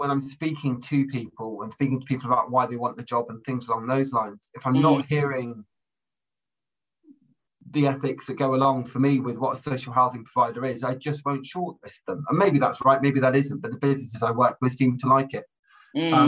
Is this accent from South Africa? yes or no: no; Plymouth, South West England, United Kingdom; moved away as an adult; also born or lived in Durham; now in Solihull, United Kingdom; I grew up in the southwest. I grew up in Plymouth